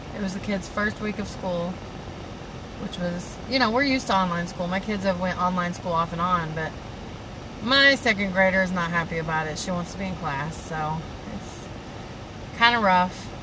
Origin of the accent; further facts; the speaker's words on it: Tennessee, United States; I'm from Tennessee, so I was living in Tennessee